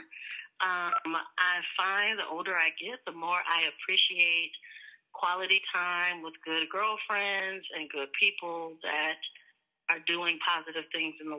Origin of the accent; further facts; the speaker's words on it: California, United States; moved away as an adult; also born or lived in Washington, D.C.; I am a Cali girl by way of D.C., born and raised in California